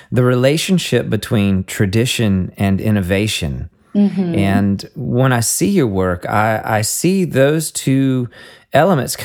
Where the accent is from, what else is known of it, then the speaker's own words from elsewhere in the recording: the South, United States; I'm from the South here in America